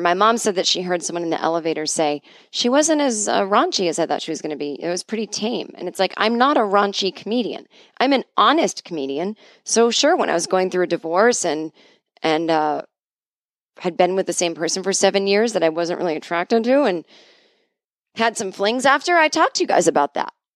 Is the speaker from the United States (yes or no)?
yes; New England, United States; I grew up in New England